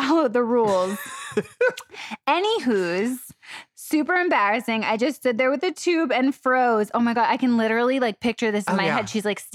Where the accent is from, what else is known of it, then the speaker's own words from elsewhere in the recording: New York City, New York, United States; accent: New York; moved away as an adult; also born or lived in Florida; born and raised in New York, Staten Island, and then moved to Florida